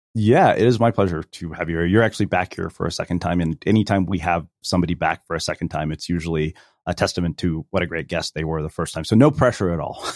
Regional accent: Texas, United States; moved away; also born or lived in California; you grow up as an Indian immigrant in a small Texas town

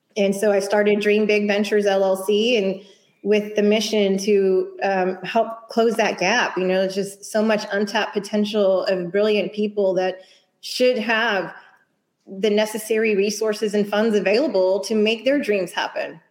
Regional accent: Houston, Texas, United States; born and raised in Houston, although my father is from Spanish Harlem and my mom is from Connecticut

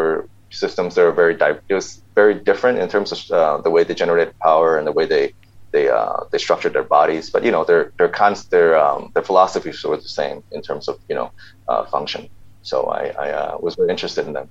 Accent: suburbs outside Chicago, Illinois, United States; also born or lived in Hong Kong; I was born here, and then I went to America when I was about seven

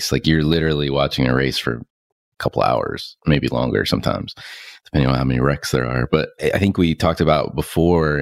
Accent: Concord, North Carolina, United States; I grew up in North Carolina, in Concord, North Carolina.

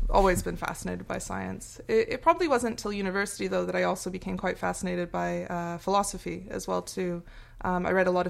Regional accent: Australia; born there; Ah, I was I was born in Australia actually, but um, to Americans, I have I have, th I have, three. I was born with pretty much with three citizenships.

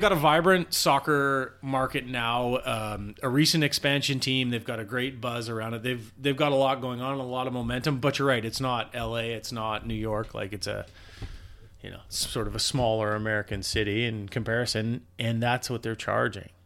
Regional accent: Canada; as a Canadian

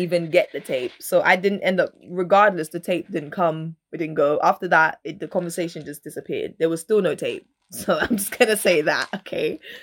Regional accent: Dominica; I was born in Dominica

